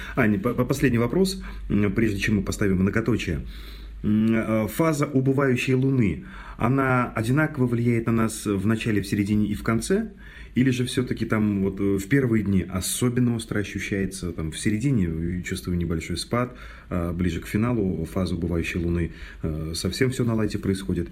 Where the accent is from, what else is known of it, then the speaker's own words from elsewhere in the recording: Mordovia, Russia; у нас в Мордовии, я из Мордовии родом